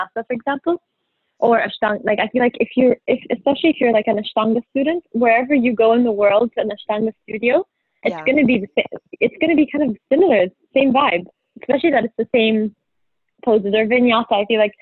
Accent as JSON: {"language": "English", "country": "Egypt", "tie": "born or raised there", "moved": "yes", "said": "Egypt, I teach there a lot when I go back. It's my hometown."}